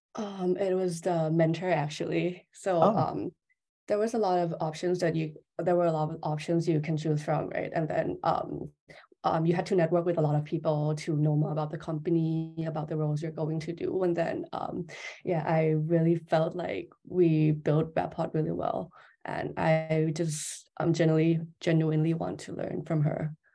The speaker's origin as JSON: {"language": "English", "country": "Thailand", "said": "I'm from Thailand"}